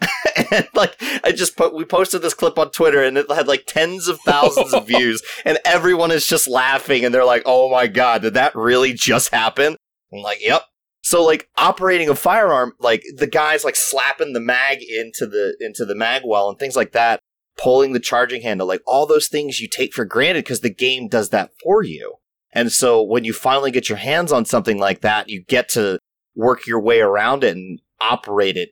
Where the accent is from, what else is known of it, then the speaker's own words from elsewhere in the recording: Maryland, United States; moved away as an adult; also born or lived in Florida; I grew up in Maryland, just outside of Baltimore and DC